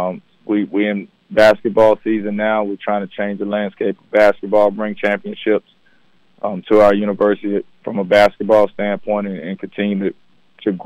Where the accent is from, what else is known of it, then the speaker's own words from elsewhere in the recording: Jackson, Mississippi, United States; Born and raised in Jackson